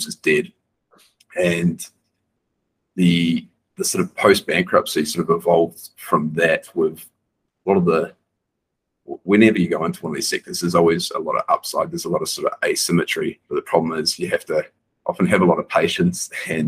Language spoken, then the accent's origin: English; New Zealand; moved away as an adult; now in Bali, Indonesia; I grew up on a farm in New Zealand